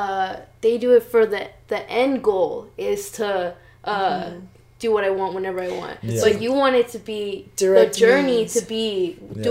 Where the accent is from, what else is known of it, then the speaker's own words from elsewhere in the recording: Fresno, California, United States; I was born in Fresno